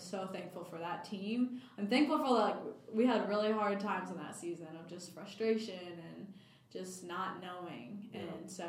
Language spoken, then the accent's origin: English; Cleveland, Tennessee, United States; So we're in Mississippi, in Cleveland, Mississippi, funny enough. We're from Cleveland, Tennessee.